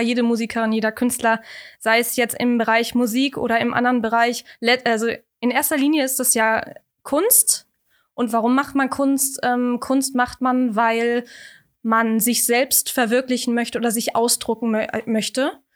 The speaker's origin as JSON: {"language": "German", "town": "Kiel", "region": "Schleswig-Holstein", "country": "Germany", "moved": "as an adult", "lives_now": "Hamburg, Germany", "said": "ich komme ursprünglich aus Kiel, wohne jetzt seit drei Jahren in Hamburg"}